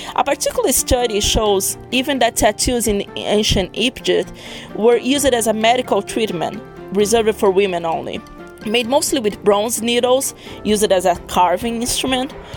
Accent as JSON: {"language": "English", "country": "Brazil", "moved": "yes", "lives_now": "Miami, United States", "said": "I'm from Brazil, but currently I live in Miami, US"}